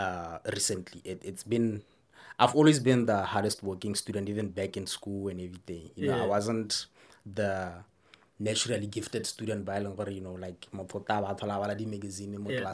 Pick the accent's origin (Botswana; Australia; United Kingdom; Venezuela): Botswana; Palapye, Central District; I was born and raised in Phalaphe.